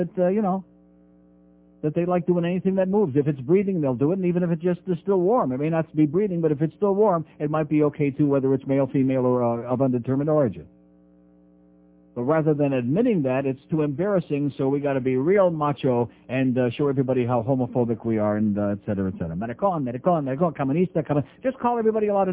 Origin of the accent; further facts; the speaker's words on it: Rochester, New York, United States; moved away; Rochester, New York